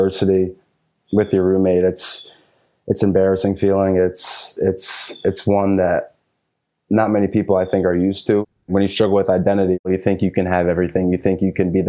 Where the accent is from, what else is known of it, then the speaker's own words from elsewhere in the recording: Philadelphia, Pennsylvania, United States; I was born and raised in Philly